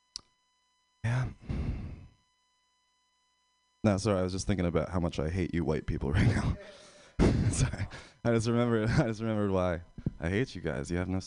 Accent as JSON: {"language": "English", "region": "Pennsylvania", "country": "United States", "moved": "as an adult", "lives_now": "San Francisco, United States", "said": "I'm from Pennsylvania"}